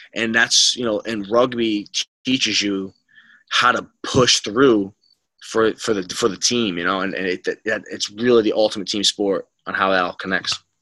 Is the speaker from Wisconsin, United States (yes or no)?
no; Rhode Island, United States; moved away as an adult; also born or lived in New Rochelle, New York; I came from Rhode Island, it was just a big adjustment going to New Rochelle